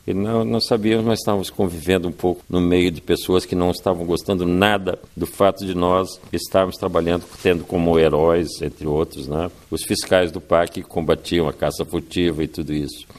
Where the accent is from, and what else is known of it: Mozambique